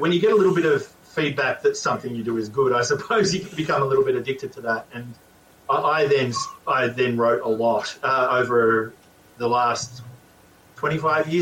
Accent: Australia; I grew up in Australia.

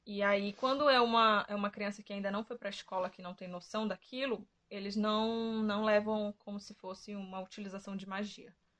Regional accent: Pará, Brazil; no meu país, Pará

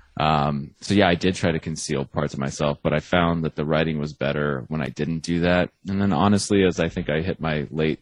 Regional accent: Arizona, United States; I'm from Arizona, which is not Texas

